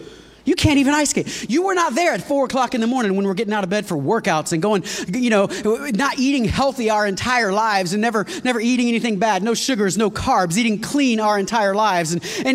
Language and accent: English; Florida, United States; I grew up in Florida